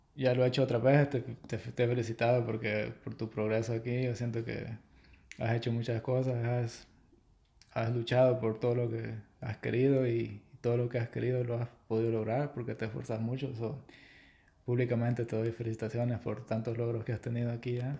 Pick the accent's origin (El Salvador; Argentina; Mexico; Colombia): El Salvador; soy de El Salvador.